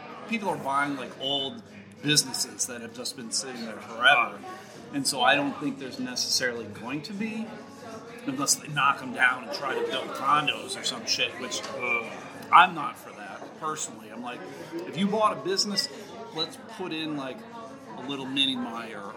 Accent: Buffalo, New York, United States; moved away as an adult; also born or lived in Jamestown, New York / Massachusetts / Georgia; now in Michigan, United States; I was born in Jamestown, New York, and I grew up right outside of Buffalo, New York.

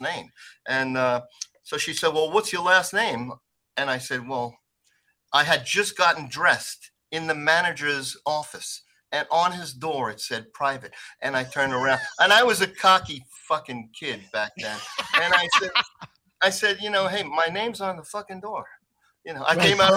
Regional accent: New York City, New York, United States; moved away; I'm from Sheepshead Bay

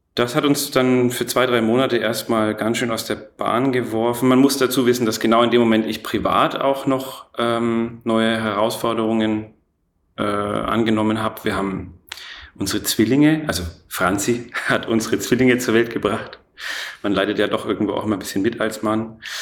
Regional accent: Erlangen, Bavaria, Germany; also born or lived in Nuremberg; Ich bin in Nürnberg geboren, in Erlangen aufgewachsen.

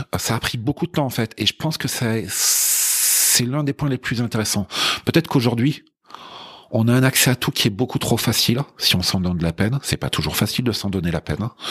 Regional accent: France; je suis français euh, d'origine

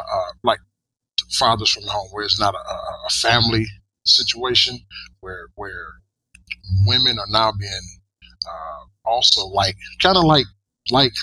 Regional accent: Georgia, United States; moved away; I grew up in Georgia, in the North Coast now, but I grew up in Georgia, extremely poor

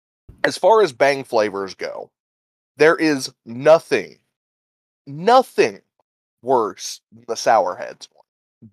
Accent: Midwest, United States; I'm from the Midwest.

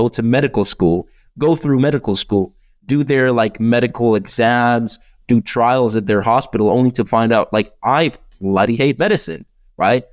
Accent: Czechia; also born or lived in United Kingdom; in the Czech Republic, we have like this weird system where you can do eight years of high school.

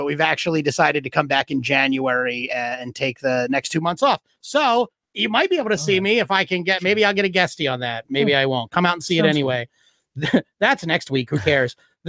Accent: West Chester, Pennsylvania, United States; Westchester, Pennsylvania, my hometown

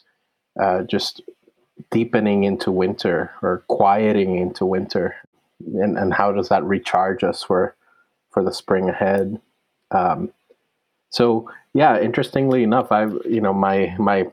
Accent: Puerto Rico; also born or lived in Cayuga land (New York); now in United States; I was born in Puerto Rico, where my people are from, and they've been there for many hundreds of years

